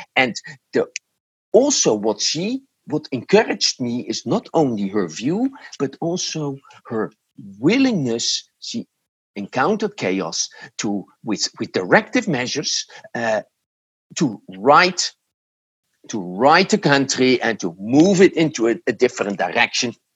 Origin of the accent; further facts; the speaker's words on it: Netherlands; English is a second language; moved away as an adult; now in United States; I was born in the Netherlands and I lived there for the first 46 uh, years